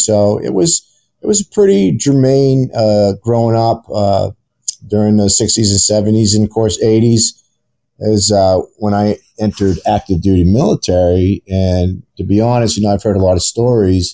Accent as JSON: {"language": "English", "region": "Maine", "country": "United States", "tie": "born or raised there", "said": "I grew up in the great state of Maine"}